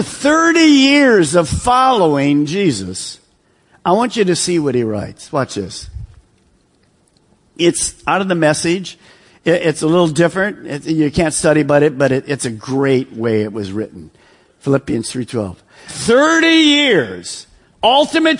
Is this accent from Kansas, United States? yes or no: no; Detroit, Michigan, United States; moved away; I'm from Detroit, so we're in suburb of Detroit